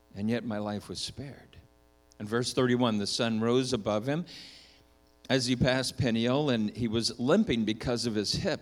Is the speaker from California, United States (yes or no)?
no; Minnesota, United States; I was born in Minnesota